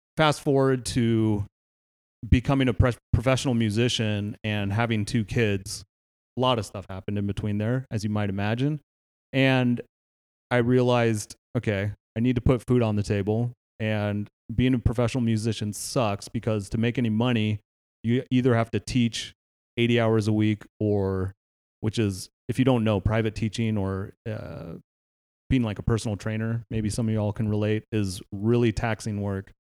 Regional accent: Palo Alto, California, United States; I grew up in Palo Alto, California

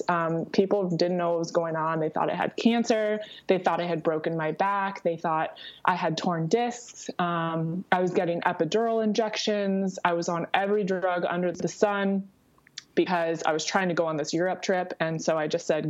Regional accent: Southern California, United States; I grew up in Southern California

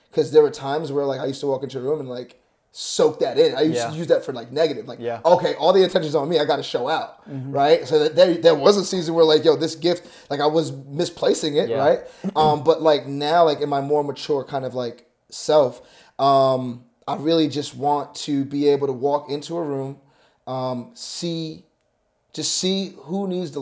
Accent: New York, United States; I'm from New York

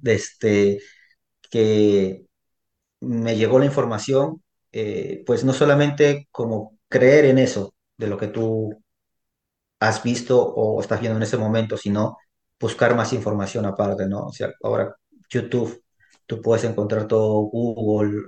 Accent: Peru; now in United States; yo originalmente soy peruano. Yo resido aquí en los Estados Unidos ya más de 20 años aquí en este país

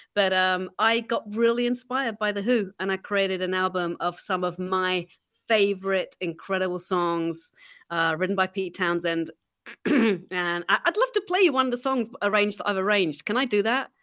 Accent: England, United Kingdom; moved away; growing up in England

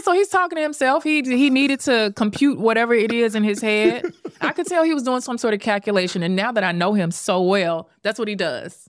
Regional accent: Memphis, Tennessee, United States; also born or lived in Dallas; now in New York City, United States; I'm born and raised in Memphis

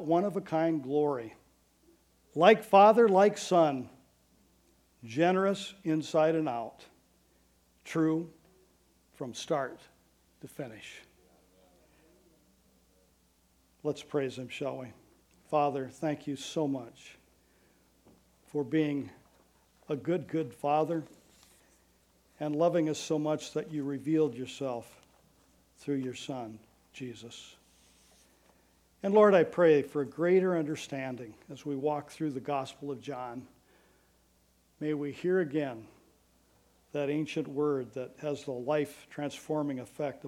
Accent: Iowa, United States; I've been born and raised in Iowa

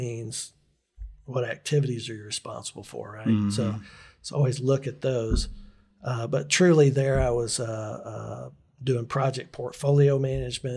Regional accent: Northeast Alabama, United States; moved away; also born or lived in Tallahassee, Florida / Montgomery, Alabama; I was raised in Northeast Alabama

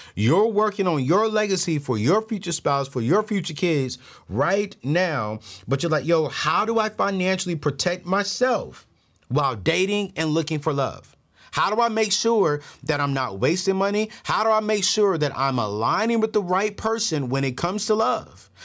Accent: DMV area, United States; my hometown where I live at right now, the D M V area

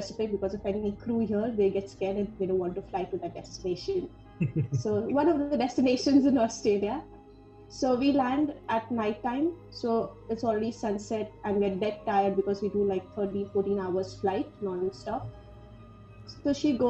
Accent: Pune, Maharashtra, India; I'm from Pune.

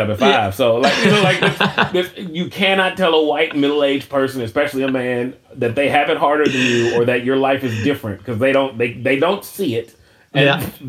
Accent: United States; as an American and as a Christian

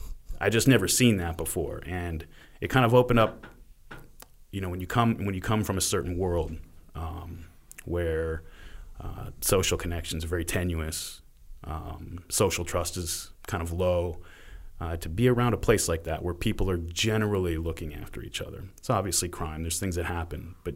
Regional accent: Stockton, California, United States; born there; I came from all over. I was born in Stockton, California.

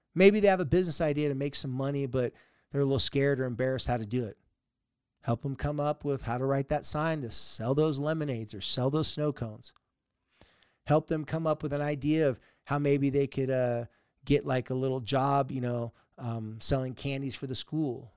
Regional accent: San Diego, California, United States; moved away; I grew up in San Diego

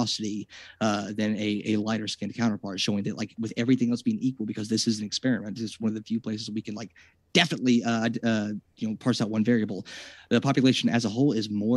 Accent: United States; as an American

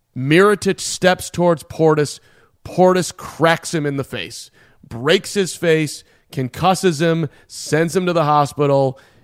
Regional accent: Chicago, Illinois, United States; I grew up in Chicago

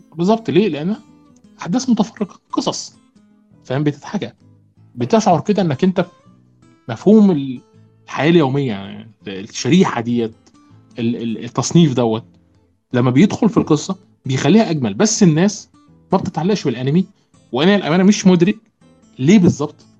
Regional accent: Egypt; عندنا في مصر

